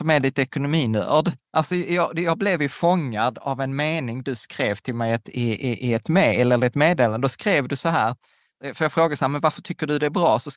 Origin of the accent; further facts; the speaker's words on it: Sweden; born there; vi båda kommer från Öst, eller vi är födda i Sverige, men våra föräldrar är från Östeuropa.